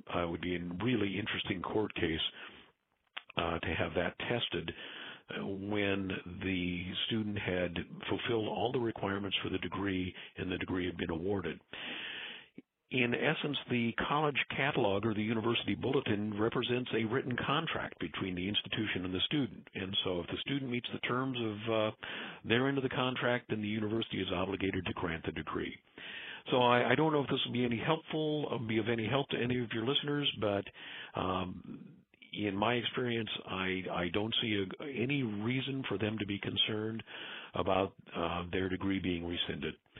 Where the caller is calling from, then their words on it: Southern California, United States; I'm calling from Southern California.